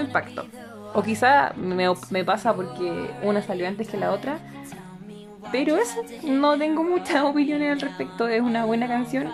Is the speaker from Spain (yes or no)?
no; Chile; nosotros, desde Chile